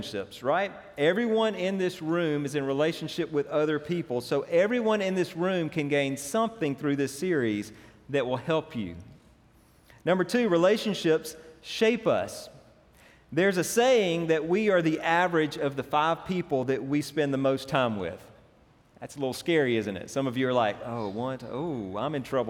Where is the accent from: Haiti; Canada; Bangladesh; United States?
United States; Franklin, Louisiana; I grew up in Franklin, it's kind of a small town.